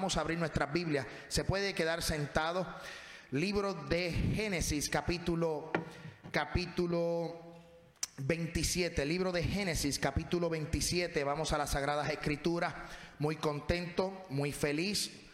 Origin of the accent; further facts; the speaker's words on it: Puerto Rico; moved away; Yo cuando voy a mi casa, voy a Puerto Rico, voy a casa de mi papá